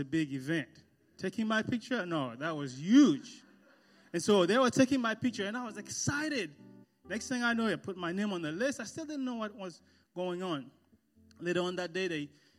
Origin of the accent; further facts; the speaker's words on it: Haiti; I was born and raised in a small village on the countryside of Haiti.